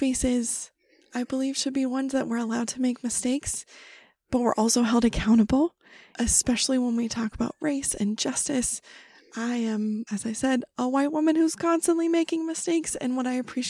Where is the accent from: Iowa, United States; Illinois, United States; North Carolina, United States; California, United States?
California, United States; moved away; also born or lived in Wyoming / Brooklyn; I grew up in California, but we would spend our summers in Wyoming